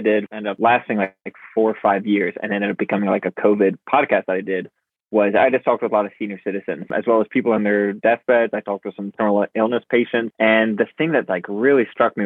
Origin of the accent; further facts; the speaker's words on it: Charleston, South Carolina, United States; I was living kind of on a beach growing up in Charleston, South Carolina, this island, Sullivan's Island